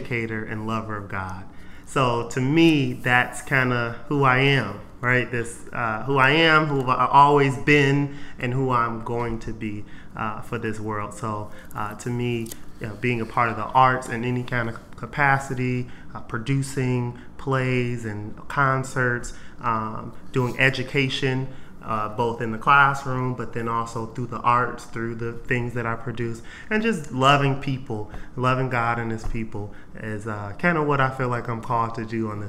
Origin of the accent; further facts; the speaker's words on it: Detroit, Michigan, United States; I grew up in Detroit all my life